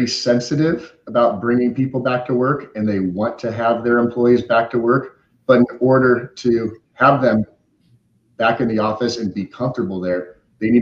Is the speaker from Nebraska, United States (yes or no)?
yes; Omaha, Nebraska, United States; moved away as an adult; also born or lived in Arizona; now in San Diego, United States; I grew up in the Midwest, Omaha, Nebraska